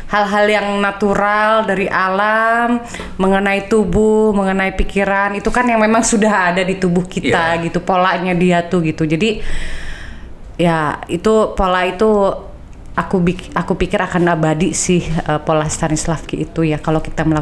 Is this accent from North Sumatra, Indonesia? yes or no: yes; North Sumatra, Indonesia; latar belakang budaya orang Indonesia itu kan beda-beda. Aku Batak